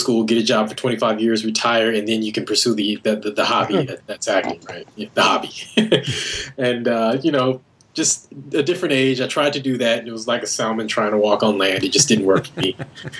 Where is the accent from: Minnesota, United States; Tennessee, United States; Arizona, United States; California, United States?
California, United States; Carson; now in Vancouver, Canada; I'm originally from Carson, California, which is a suburb of Los Angeles. And I currently live in Vancouver, B.C.